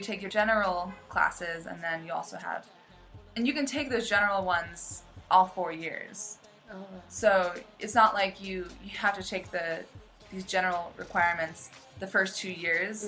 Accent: United States; moved away as an adult; now in Shantou, China; I grew up in the United States, in America

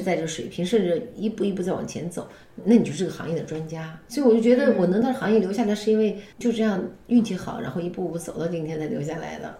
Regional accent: Xinjiang, China; 从小在新疆长大

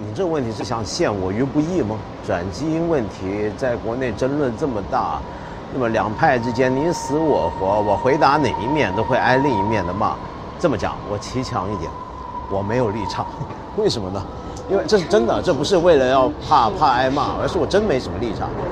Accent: China; 如果让我们中国人写个宫廷小说，那可厉害了

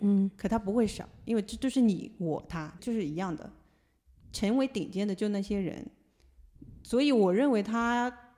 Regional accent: China; 我们中国人

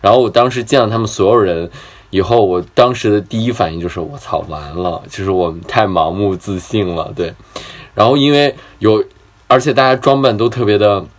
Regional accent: Chongqing, China; 作为一个南方人，作为一个纯正的重庆人，居然找了一帮北方人过来打球。

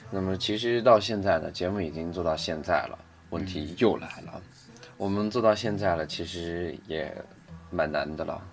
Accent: China; 那么我们中国人在学习英文这条路上呢，走的也非常长了。

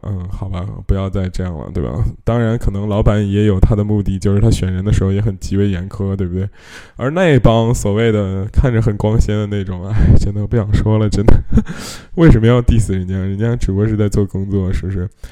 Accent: China; 我们中国人

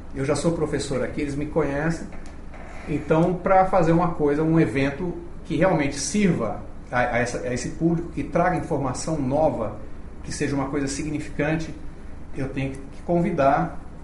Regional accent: Brazil; moved away as an adult; now in China; eu sou brasileiro

